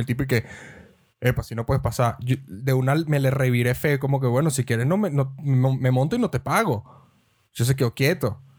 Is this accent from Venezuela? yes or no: yes; Venezuela; moved away; nosotros que somos venezolanos